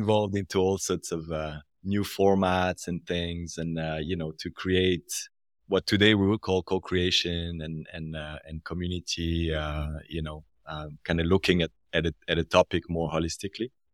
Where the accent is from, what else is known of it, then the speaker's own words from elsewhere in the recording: French part of Switzerland, Romandy, Switzerland; accent: French part of Switzerland; now in Zurich, Switzerland; I'm from the French part of the country